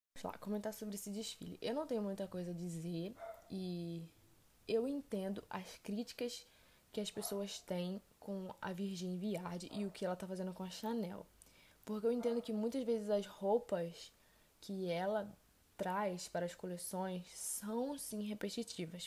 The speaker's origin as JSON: {"language": "Portuguese", "country": "Brazil", "said": "eu não sou italiana, eu sou brasileira"}